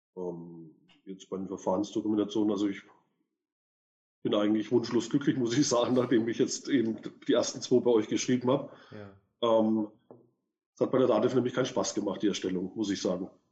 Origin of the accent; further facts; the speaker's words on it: Würzburg, Bavaria, Germany; ich komme aus Würzburg